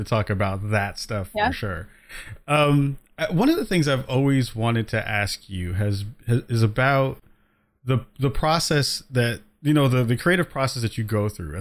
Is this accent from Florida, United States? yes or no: no; New York City, New York, United States; now in Portland, United States; I'm in Portland, Oregon now, but I'm from the Bronx